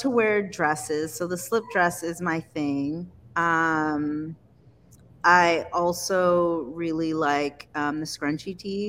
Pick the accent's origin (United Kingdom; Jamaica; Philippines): Jamaica; I put some mesh on it because I am Jamaican, and you know we love it.